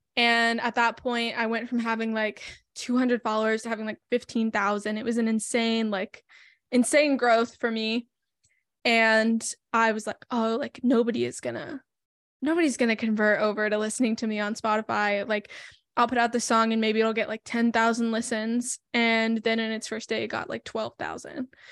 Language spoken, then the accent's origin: English; Tennessee, United States; I'm from Tennessee, which is also where I currently live.